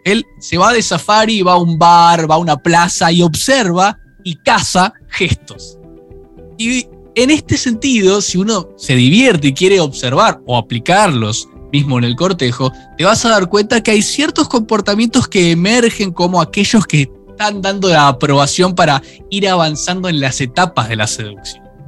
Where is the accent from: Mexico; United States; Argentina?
Argentina